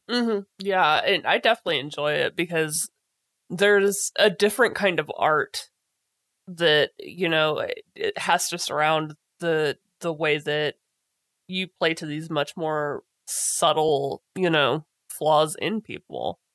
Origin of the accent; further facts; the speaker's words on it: United States; as an American